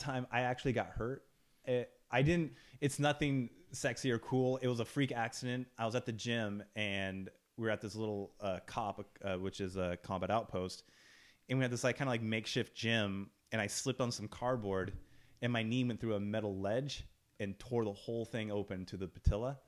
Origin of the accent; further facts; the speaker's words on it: Ukiah, California, United States; I'm from Ukiah